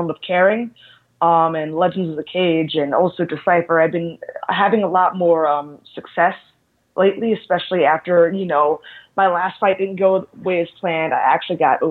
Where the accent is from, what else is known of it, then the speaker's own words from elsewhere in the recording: Philadelphia, Pennsylvania, United States; I'm originally from Philadelphia